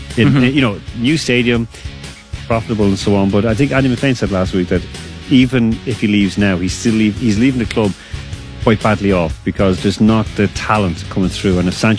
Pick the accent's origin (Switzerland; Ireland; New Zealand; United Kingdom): Ireland; now in Moscow, Russia; I'm from Ireland